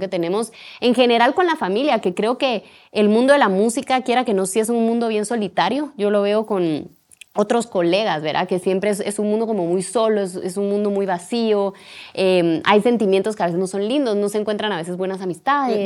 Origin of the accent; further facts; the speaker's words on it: Guatemala; como guatemaltecos